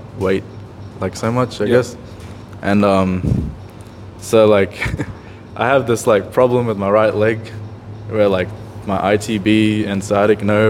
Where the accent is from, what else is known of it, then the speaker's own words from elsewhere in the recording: Fiji; I'm from Fiji.